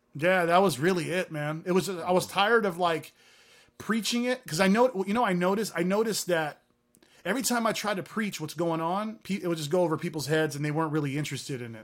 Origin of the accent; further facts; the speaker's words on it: Hayward, California, United States; first language Arabic; English is a second language; also born or lived in San Francisco, California / San Leandro, California; growing up in the streets of Hayward, California